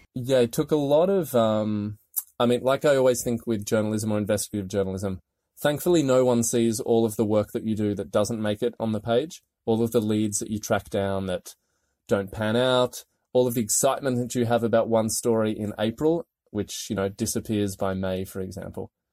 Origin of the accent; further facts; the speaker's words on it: Australia; moved away as an adult; also born or lived in London / Paris; now in Washington, D.C., United States; as my accent will tell you, I'm not from here. I'm Australian and moved to D C in two thousand and sixteen